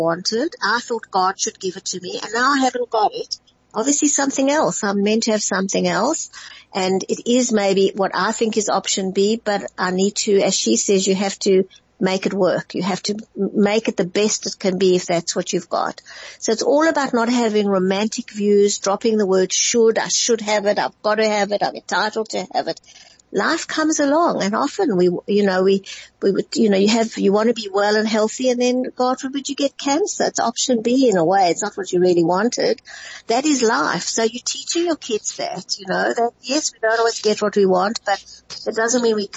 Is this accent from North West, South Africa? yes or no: no; Johannesburg, Gauteng, South Africa; moved away; when I grew up in Johannesburg, the northern suburbs